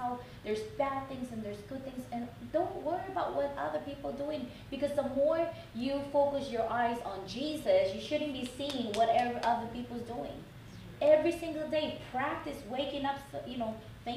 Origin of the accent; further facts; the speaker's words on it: Oakland, California, United States; I'm from Oakland